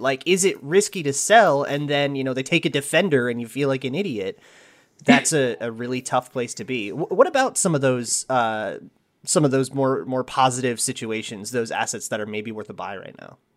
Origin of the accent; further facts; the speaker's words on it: Minnesota, United States; my home state of Minnesota